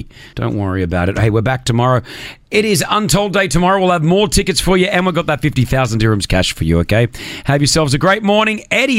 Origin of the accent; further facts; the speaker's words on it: Australia; moved away; I'm Australian, but I'm Lebanese.